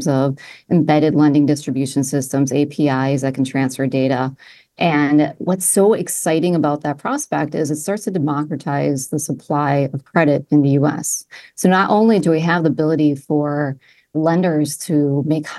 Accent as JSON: {"language": "English", "region": "Midwest", "country": "United States", "tie": "born or raised there", "said": "I grew up in the Midwest."}